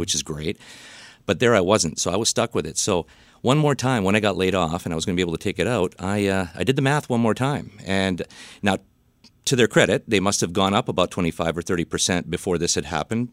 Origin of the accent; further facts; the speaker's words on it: Vancouver, British Columbia, Canada; I'm, uh, Vancouver born and bred